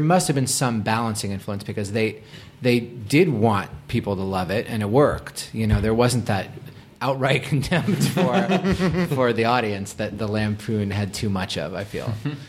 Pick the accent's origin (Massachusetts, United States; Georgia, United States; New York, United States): Massachusetts, United States; Boston; Again, I was from Boston. I was not like a cool kid.